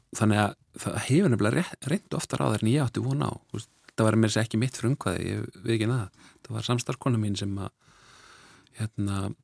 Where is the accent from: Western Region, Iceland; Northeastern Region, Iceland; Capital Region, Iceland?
Capital Region, Iceland; Reykjavík; also born or lived in Norway; svo holst ég upp í, í Reykjavík eftir það, við fluttum heim eftir nokkur ár og, og vesturbænum bara Reykjavík